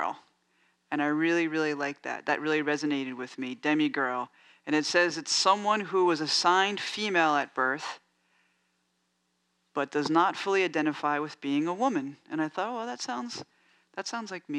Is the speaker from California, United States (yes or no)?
no; New York City, New York, United States; now in San Francisco, United States; I grew up in New York, in the Bronx